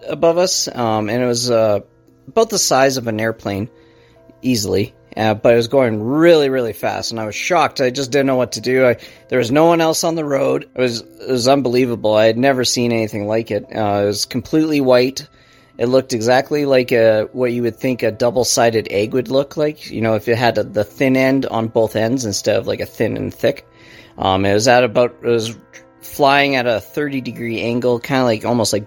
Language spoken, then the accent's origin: English; Calgary, Alberta, Canada; We're from Calgary, Alberta, Canada.